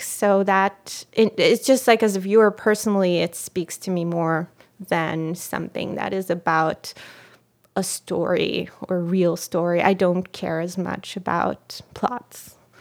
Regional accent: Israel; first language Hebrew; English is a second language; moved away as an adult; now in United States; when I speak Hebrew, my voice becomes, it's almost like I'm, I'm a kid again

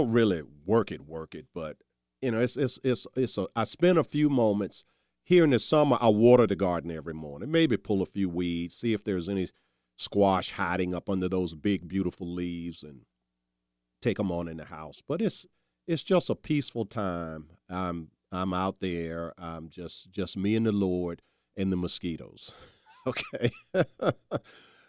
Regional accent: Charles City County, Virginia, United States; also born or lived in Newport News, Virginia; it was my childhood growing up in Charles City County. At least I spent all my summers in Charles City. For quite a few years, we lived in Newport News, but every summer in Charles City, and then, you know, we moved back to Charles City when I was 12

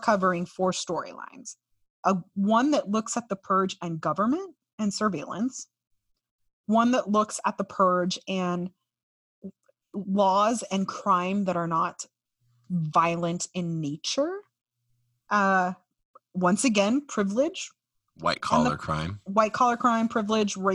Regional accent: California, United States; now in Miami, United States; my home state of California

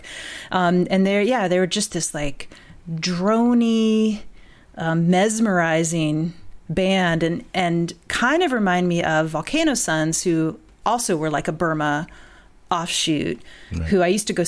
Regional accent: Bloomington, Indiana, United States; moved away as an adult; also born or lived in Nashville, Tennessee / Boston / England; now in Evanston, United States; I grew up in Bloomington, Indiana, like kind of in and around Bloomington, Indiana, in southern part of the state

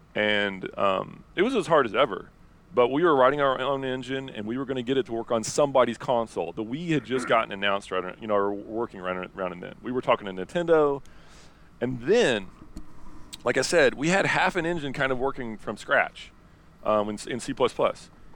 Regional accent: Indiana, United States; moved away as an adult; I'm from Indiana and, uh, originally. And now, um, I traveled the world and now I'm back living in Indiana

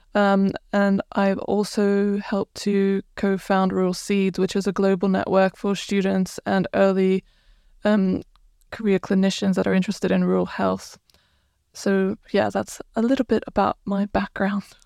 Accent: Croatia; moved away as an adult; now in United Kingdom; I'm originally from Croatia

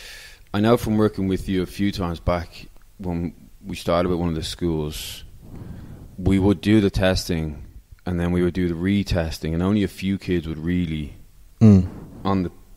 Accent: Ireland; moved away as an adult; now in Dubai, United Arab Emirates; growing up in Ireland

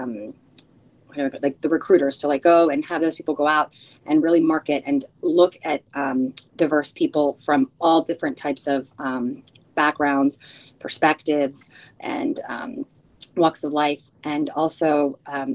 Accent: United States; first language Spanish; English is a second language; also born or lived in Chile; I am a first generation American. I was born here by 1 month. My family is originally from Chile, and my first language is Spanish

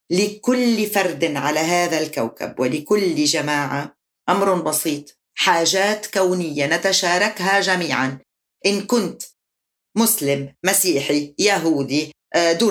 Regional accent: Lebanon; هي انتماءاتي أنا لبنانية أنا عربية

